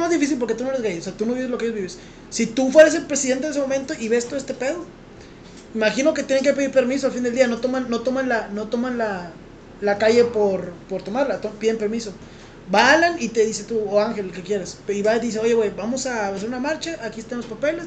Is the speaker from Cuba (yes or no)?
no; Mexico; Yo soy mexicano